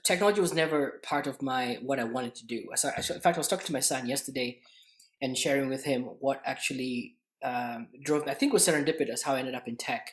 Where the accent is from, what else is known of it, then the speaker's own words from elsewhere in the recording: Kenya; moved away as an adult; now in Canada; I grew up in Kenya, by the way, in just a little bit of a back history. And I came to Canada not too long ago